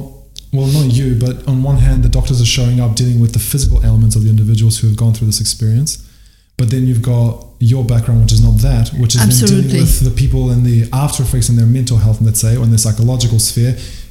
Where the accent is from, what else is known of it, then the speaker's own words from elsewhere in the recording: Albania; English is a second language; Okay, Bosnia. I'm from Albania, so Bosnia is really close.